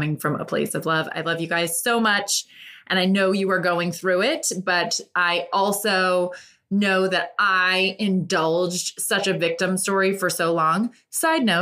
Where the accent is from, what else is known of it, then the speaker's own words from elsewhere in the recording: Ireland; I am an Irish woman through and through